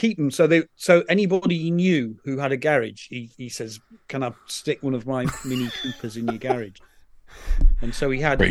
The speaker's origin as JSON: {"language": "English", "region": "Yorkshire and the Humber", "country": "United Kingdom", "moved": "yes", "said": "I'm from West Yorkshire."}